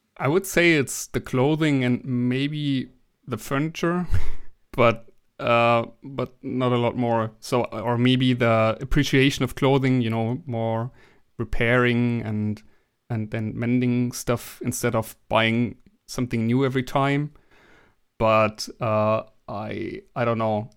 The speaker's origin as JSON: {"language": "English", "country": "Germany", "second_language": "English", "said": "I'm from Germany"}